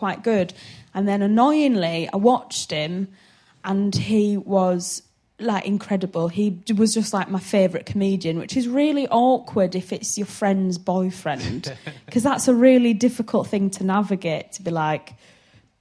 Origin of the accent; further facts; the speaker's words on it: Hull, Yorkshire and the Humber, United Kingdom; moved away as an adult; now in London, United Kingdom; I'm from Hull. I think I was living in Hull at the time